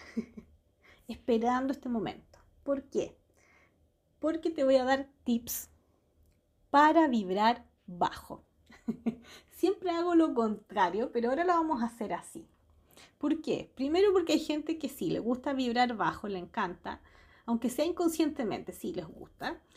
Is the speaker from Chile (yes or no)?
yes; Santiago, Santiago Metropolitan Region, Chile; Soy de Chile, nací en Santiago y he vivido toda mi vida acá.